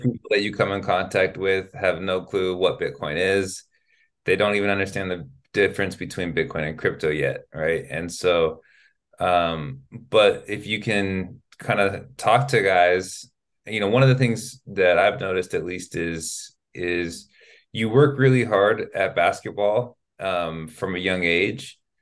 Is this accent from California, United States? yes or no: yes; Sacramento, California, United States; first language English; moved away as an adult; now in Spain; I'm from California, I'm from Sacramento. And so to be from Sacramento, California, to be born there